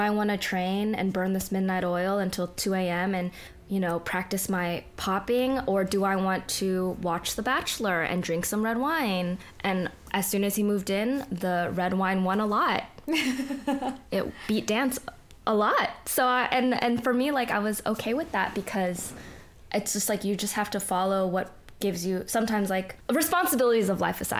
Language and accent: English; Bay Area, California, United States; moved away as an adult; now in Los Angeles, United States; we're from the Bay, but I moved down to L.A. for college, and then I stayed for dance.